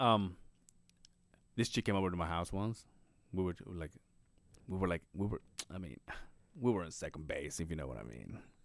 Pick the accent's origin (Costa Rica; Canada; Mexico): Mexico; moved away as an adult; now in Utah, United States; I was raised in Mexico